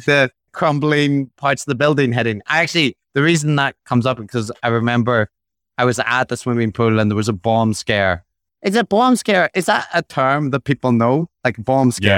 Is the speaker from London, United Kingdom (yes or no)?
no; Belfast, Northern Ireland, United Kingdom; growing up in Belfast